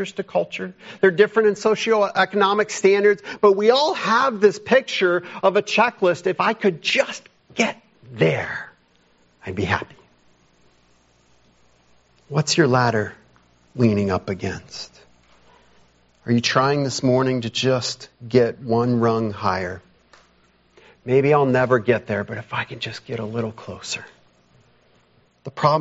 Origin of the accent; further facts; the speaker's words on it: United States; modern American people